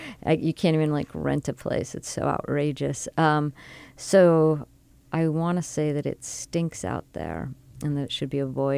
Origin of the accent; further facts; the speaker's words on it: Miami, Florida, United States; I'm from Miami